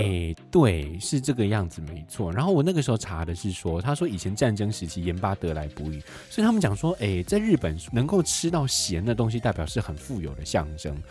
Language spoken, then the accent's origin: Chinese; Taipei, Taiwan; 我们台北人